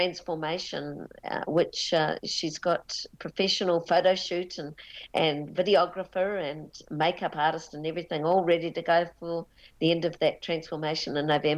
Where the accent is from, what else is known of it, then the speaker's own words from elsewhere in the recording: Auckland, New Zealand; I was born in Auckland and in a western suburb.